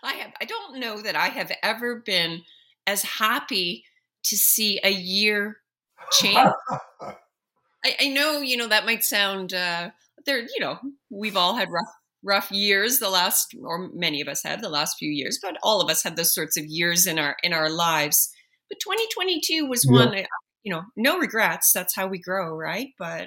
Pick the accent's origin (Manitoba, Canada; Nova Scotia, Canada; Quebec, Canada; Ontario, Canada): Nova Scotia, Canada; Halifax; Hockey is always in your heart. That's taking place in my hometown, Halifax.